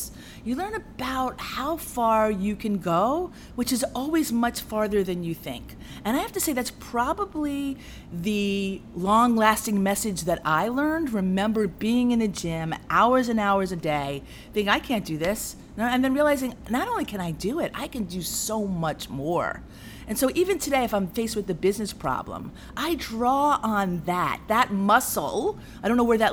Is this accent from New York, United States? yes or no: yes; New York, United States; I grew up in New York